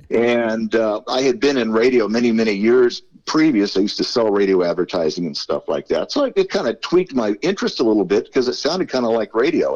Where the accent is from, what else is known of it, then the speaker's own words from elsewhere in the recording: Southern California, United States; I'm a native California. I was born here a, a, long, long time ago in a, galaxy far, far away. But uh, yeah, I grew up here in, in Southern California.